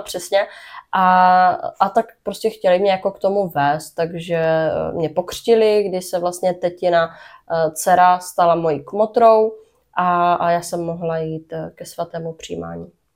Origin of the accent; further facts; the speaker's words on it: Brno, South Moravian Region, Czechia; narodila jsem se v Brně, uh-huh. takže jsem uh, rodečka z Brna.